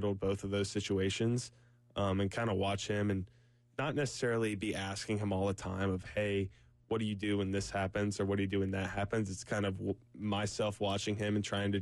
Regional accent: Salisbury, North Carolina, United States; moved away as an adult; now in Columbia, United States; I grew up right there in Salisbury and stayed there my whole life

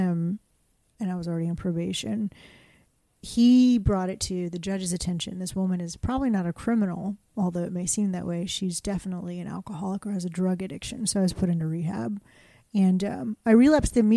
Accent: Kingwood, Texas, United States; This little white girl growing up in Kingwood

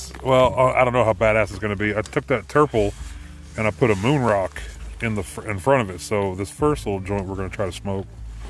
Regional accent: Fairfax, Oklahoma, United States; now in Ponca City, United States; I'm from Fairfax, but I'm living in Ponca right now.

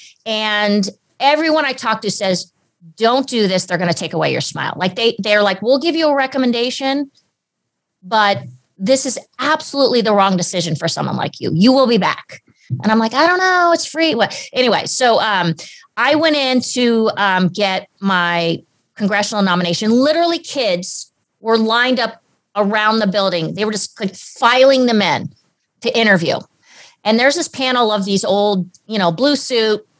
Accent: Southern California, United States; also born or lived in Germany; I was born and raised in Southern California

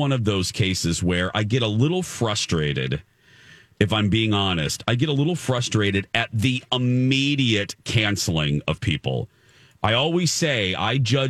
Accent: Indiana, United States; now in Minneapolis, United States; I grew up in Indiana.

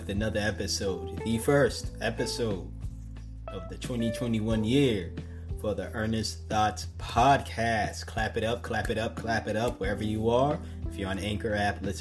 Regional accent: the Northeast, New England, United States; growing up on the Northeast

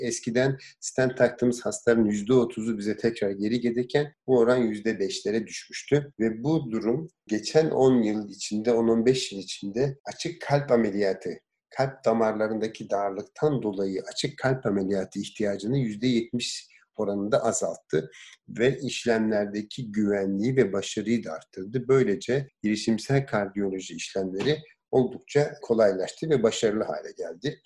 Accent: Diyarbakır, Diyarbakır Province, Turkey; Diyarbakır'da doğdum. İlkokulu evimizin yakınındaki Diyarbakır İnönü İlkokulu'nda bitirdim.

